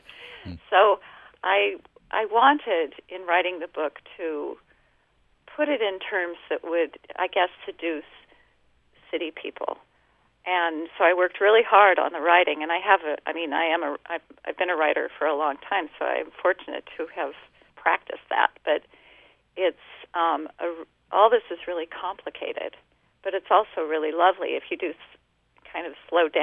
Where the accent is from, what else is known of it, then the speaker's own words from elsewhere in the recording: Denver, Colorado, United States; also born or lived in Wyoming; I grew up in Denver and also at the ranch he managed in Wyoming.